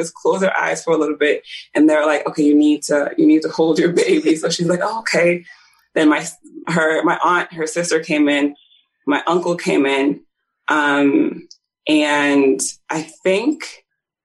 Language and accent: English; Nigeria; I was born in Nigeria